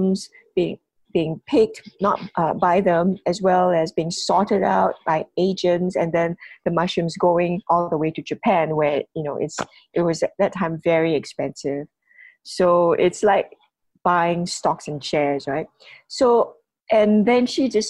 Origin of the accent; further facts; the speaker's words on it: Penang, Malaysia; as a Malaysian, first of all, and maybe even more importantly, as a Penangite, as a Nyonya from Penang